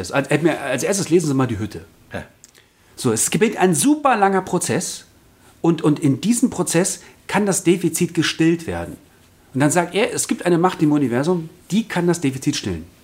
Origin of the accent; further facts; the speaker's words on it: Berlin, Germany; Äh, ja, ich komme aus Berlin.